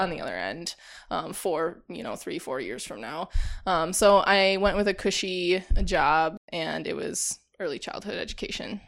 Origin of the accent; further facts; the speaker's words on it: Janesville, Wisconsin, United States; moved away as an adult; also born or lived in Whitewater, Wisconsin; now in Milwaukee, United States; I grew up in Janesville